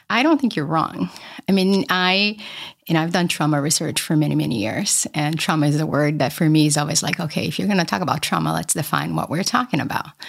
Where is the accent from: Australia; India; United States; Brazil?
Brazil; moved away; I grew up poor in Brazil